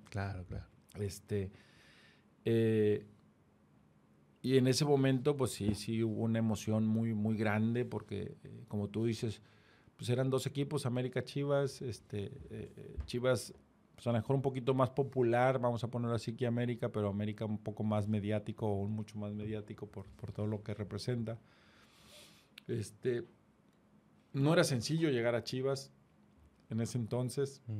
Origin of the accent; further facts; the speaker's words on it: Reynosa, Tamaulipas, Mexico; moved away; also born or lived in Guadalajara; la mayoría de la somos gente de Reynosa